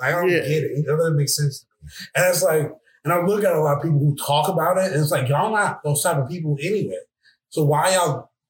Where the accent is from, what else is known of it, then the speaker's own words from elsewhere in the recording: United States; I'm American, sir.